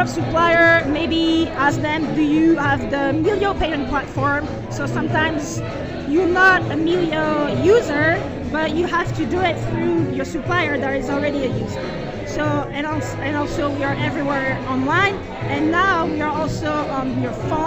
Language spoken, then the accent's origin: English; France; moved away as an adult; now in Denver, United States; I grew up in France in a very small winery